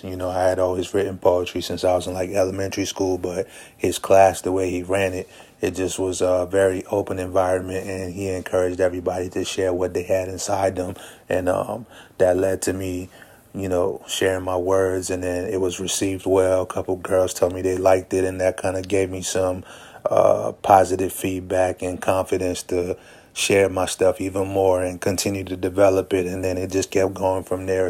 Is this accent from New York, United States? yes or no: no; Prince George's County, Maryland, United States; growing up in Prince George's County, Maryland